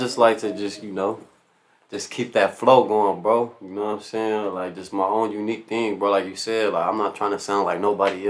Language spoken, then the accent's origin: English; Pomona, California, United States; growing up in Pomona